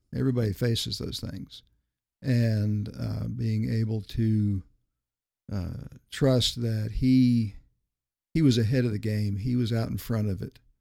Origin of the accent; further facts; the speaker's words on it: Miami, Florida, United States; also born or lived in Greer, South Carolina; I grew up in Miami, Florida, graduated in nineteen seventy